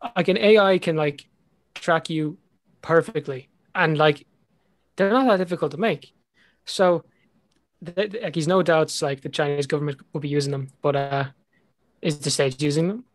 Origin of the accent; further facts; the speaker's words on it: Ireland; accent: Irish; my Irish accent